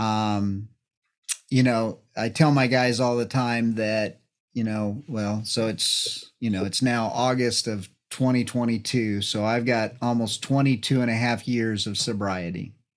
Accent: New Mexico, United States; being from New Mexico, I grew up in New Mexico

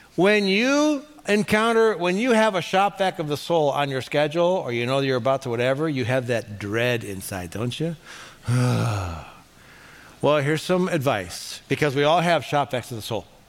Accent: Cleveland, Ohio, United States; I'm from Cleveland

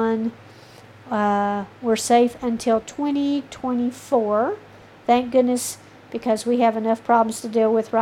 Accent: the South, United States; I am from the South

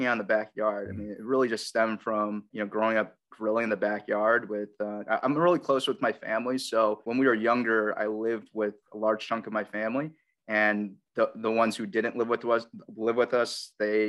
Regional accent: Chicago, Illinois, United States; moved away as an adult; also born or lived in Austin, Texas / Houston, Texas; now in Chicago, United States; I grew up in Chicago my entire life

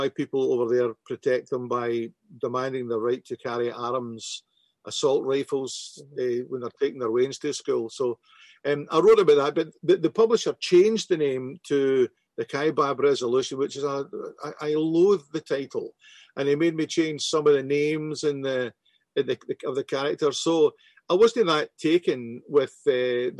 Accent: Glasgow, Scotland, United Kingdom; growing up in Glasgow

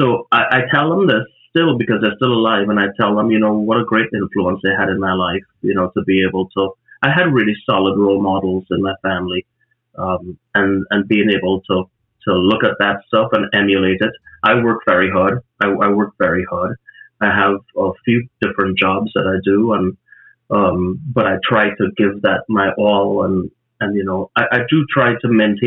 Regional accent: Trinidad & Tobago; moved away; from Trinidad, where I grew up in the Caribbean

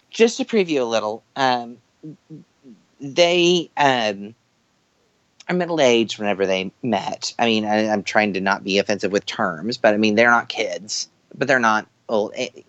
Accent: New York, United States; I'm a New Yorker.

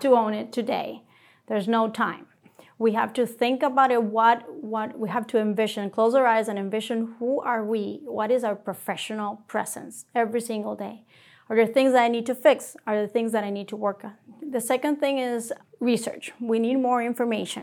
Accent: Puerto Rico; moved away as an adult; now in Rochester, United States; I'm from Puerto Rico. That's home for me. I trained there as a general surgeon

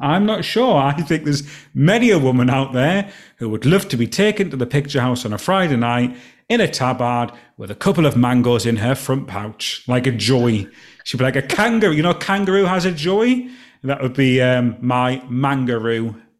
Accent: Alston, North West England, United Kingdom; moved away; my hometown, Alston

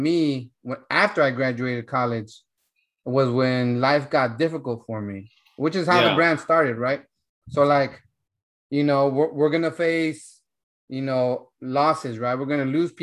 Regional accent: Central California, United States; I come from Central California, right? So I come from a farm town where my parents, you know, they were in La Pizca, picking grapes

